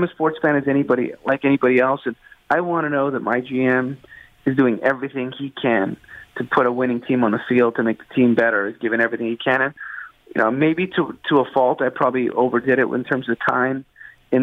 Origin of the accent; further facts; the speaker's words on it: Canada; it's a sense of pride in being a Canadian and living in Toronto.